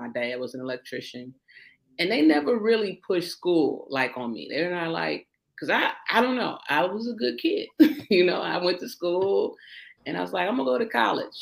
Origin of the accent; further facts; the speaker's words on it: Joliet, Illinois, United States; born and raised in Joliet, Illinois, right outside of Chicago